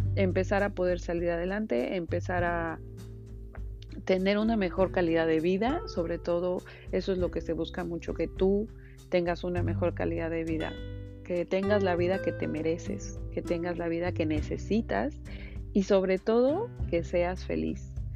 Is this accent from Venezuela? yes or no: no; Mexico; moved away as an adult; now in Miami, United States; soy mexicana y bueno, tengo cuatro años viviendo en Estados Unidos, vivo en Miami específicamente